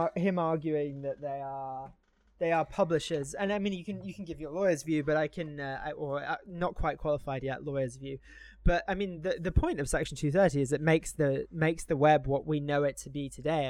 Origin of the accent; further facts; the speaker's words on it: United Kingdom; now in United States; as a Brit living here, I have to declare all of my foreign assets